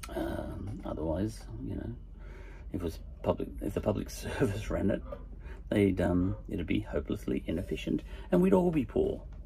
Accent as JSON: {"language": "English", "country": "Australia", "accent": "Aussie", "said": "my Aussie accent"}